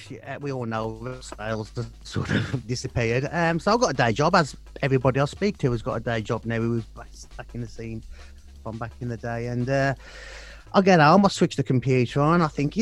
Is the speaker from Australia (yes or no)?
no; West Midlands, United Kingdom; accent: Black Country; My black country accent.